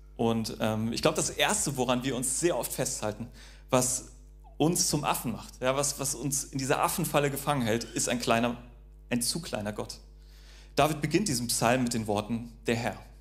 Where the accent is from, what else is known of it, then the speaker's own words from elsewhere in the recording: North Sea coast, North Frisia, Schleswig-Holstein, Germany; ich bin ja an der Nordsee aufgewachsen